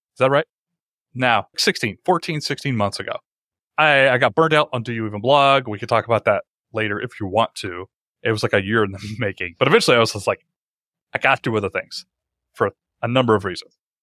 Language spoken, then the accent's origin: English; Atlanta, Georgia, United States; moved away as an adult; I found a job at a local startup in my hometown. I live in Atlanta.